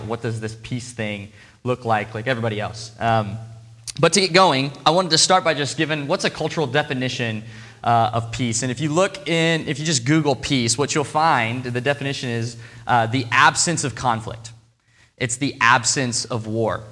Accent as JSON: {"language": "English", "town": "Portland", "country": "United States", "moved": "yes", "lives_now": "Seattle, United States", "said": "I'm from Portland"}